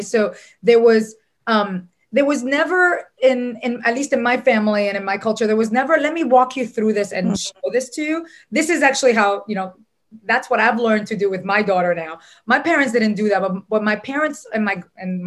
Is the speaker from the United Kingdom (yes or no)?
no; Dominican Republic; moved away; also born or lived in New York City; I was born in New York City, but raised in the Dominican Republic